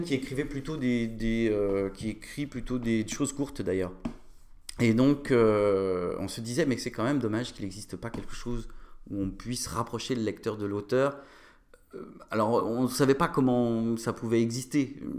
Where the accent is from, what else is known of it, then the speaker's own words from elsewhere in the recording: Nantes, Pays de la Loire, France; moved away as an adult; also born or lived in Aix-en-Provence; je suis nantais